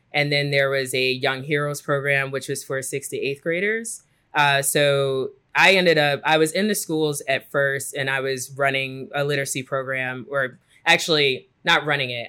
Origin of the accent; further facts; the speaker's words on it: Chicago, Illinois, United States; moved away as an adult; also born or lived in New York City; I am from Chicago, born and raised